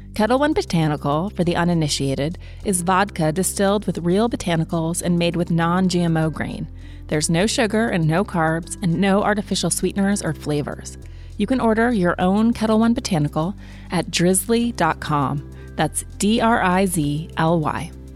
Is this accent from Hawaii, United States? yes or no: no; Montana, United States; moved away as an adult; I'm from Montana and I came home